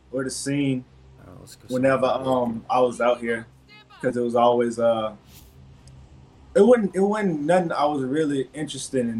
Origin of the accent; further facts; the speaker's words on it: Baton Rouge, Louisiana, United States; I'm from Baton Rouge, Louisiana